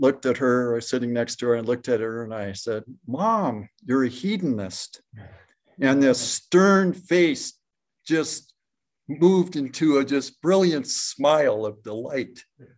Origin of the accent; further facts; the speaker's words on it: Modesto, California, United States; And from the east, we're from Modesto, we're coming these warm winds, making the offshore winds.